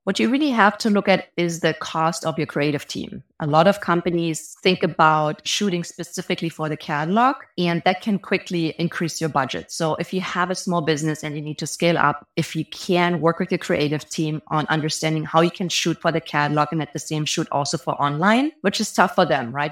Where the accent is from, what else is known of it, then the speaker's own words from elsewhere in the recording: Germany; moved away as an adult; now in Bay Area, United States; If you hear an accent, I'm actually from Germany. I've been living in the Bay Area for almost fifteen years